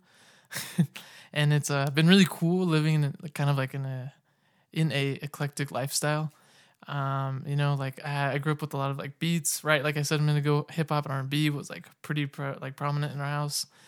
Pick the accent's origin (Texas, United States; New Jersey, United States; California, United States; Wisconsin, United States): California, United States; Sacramento; now in Utah, United States; I'm originally from Sacramento, California.